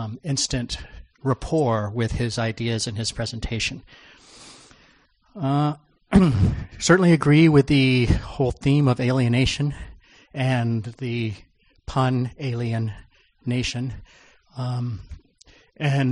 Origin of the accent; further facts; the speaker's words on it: Freeport, Maine, United States; I'm from Freeport, Maine.